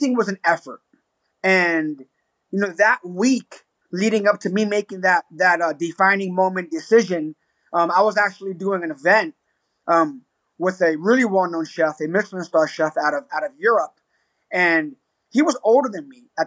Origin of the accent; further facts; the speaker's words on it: New York City, New York, United States; now in Albuquerque, United States; Puerto Rican, born and raised in the South Bronx, Hunts Point, New York City